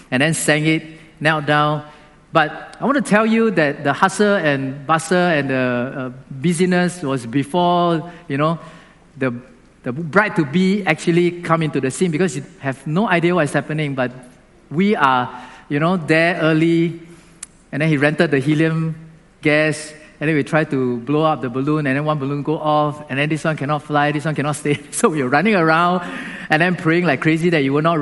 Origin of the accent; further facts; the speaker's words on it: Singapore; Now, being a Singaporean, you also have to do something. Like, you cannot eat chewing gum in our country, right?